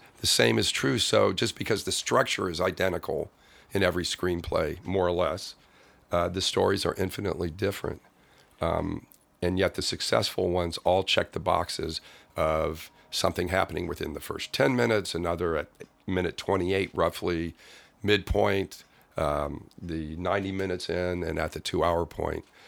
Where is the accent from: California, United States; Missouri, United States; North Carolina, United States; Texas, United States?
Missouri, United States; Kansas City; moved away as an adult; also born or lived in Los Angeles; grew up in Kansas City, Missouri